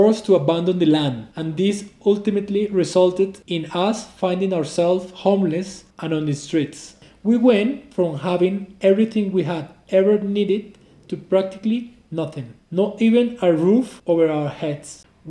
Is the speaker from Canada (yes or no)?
no; Jinotega, Nicaragua; born there; I'm 42 years old and I was born on El Volcán Yali in Nicaragua. I'm from the coffee growing family.